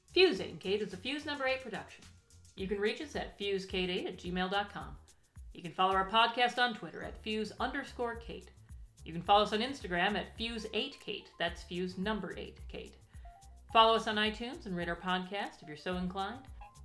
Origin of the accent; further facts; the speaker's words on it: Minneapolis, Minnesota, United States; when I was growing up in Minneapolis, there would be times when the phone would ring and my mother would have to go out and deal with bats.